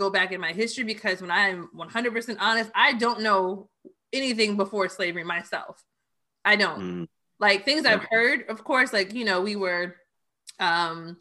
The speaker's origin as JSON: {"language": "English", "town": "Austin", "region": "Texas", "country": "United States", "said": "I'm from Austin, Texas. And one thing that I always appreciated about living in Austin"}